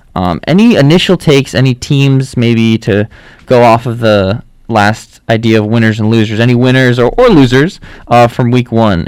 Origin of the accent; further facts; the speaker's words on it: New York, United States; I personally was raised a Packer fan, even though I'm from New York.